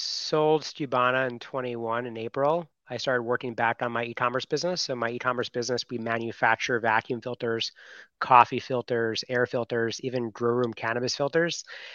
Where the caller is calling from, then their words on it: Miami, Florida, United States; Well, I just landed from Costa Rica yesterday, and I'm back in Miami.